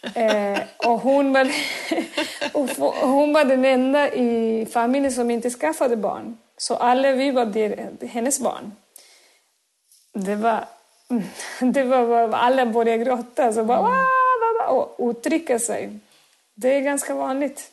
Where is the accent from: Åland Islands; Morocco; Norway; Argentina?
Argentina; Córdoba; Swedish is a second language; moved away as an adult; now in Sweden; född och uppväxt i Argentinas södra, i Córdoba, min mm. stad där jag kommer ifrån